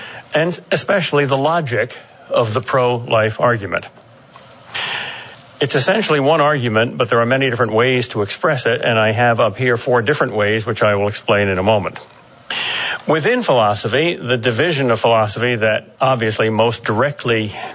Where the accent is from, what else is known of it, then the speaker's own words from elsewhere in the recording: Boston, Massachusetts, United States; I'm from Boston.